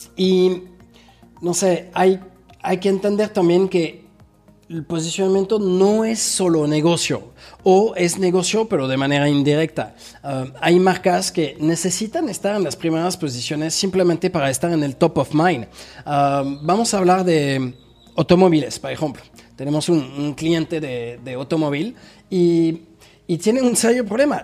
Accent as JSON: {"language": "Spanish", "town": "Paris", "region": "Île-de-France", "country": "France", "tie": "born or raised there", "moved": "as an adult", "lives_now": "Mexico", "said": "nací en París, en Francia"}